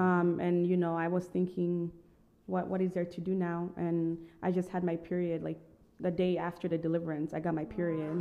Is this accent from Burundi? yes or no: yes; Burundi; moved away; also born or lived in Tanzania; So I was born in Tanzania, but I lived in Burundi.